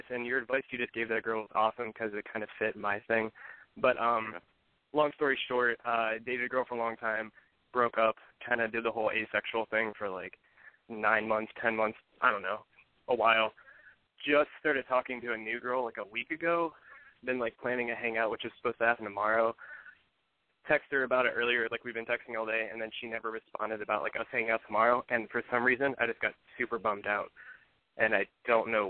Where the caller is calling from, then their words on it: Cleveland, Ohio, United States; I'm 26, and I'm calling from Cleveland in the middle of a tornado.